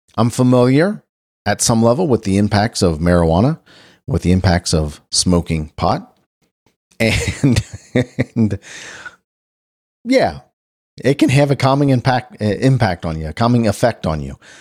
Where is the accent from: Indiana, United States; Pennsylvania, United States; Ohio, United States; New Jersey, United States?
Ohio, United States; Cincinnati; my hometown, Cincinnati, Ohio